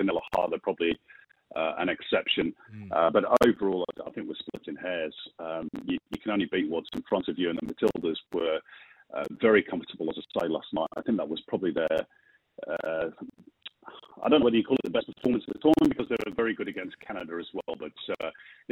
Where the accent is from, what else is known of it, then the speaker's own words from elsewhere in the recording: Manchester, North West England, United Kingdom; now in Australia; back in the day when I was a kid growing up in Manchester in Northern England